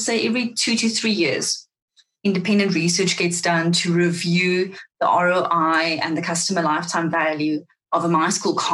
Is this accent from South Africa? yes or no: yes; South Africa; accent: Afrikaans; first language Afrikaans; English is a second language; my Afrikaans, which is my first language